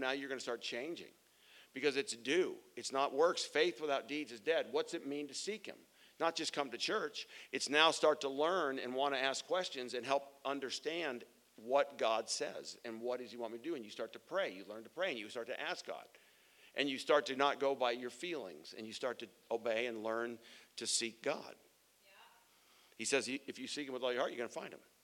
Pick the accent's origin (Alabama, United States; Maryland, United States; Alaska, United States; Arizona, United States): Arizona, United States; Phoenix; I'm from Arizona and mountains are all around me. I grew up in front of a mountain called Camelback Mountain